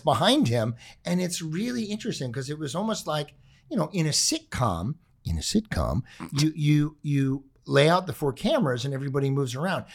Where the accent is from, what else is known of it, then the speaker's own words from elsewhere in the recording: Los Angeles, California, United States; We grew up in the Palisades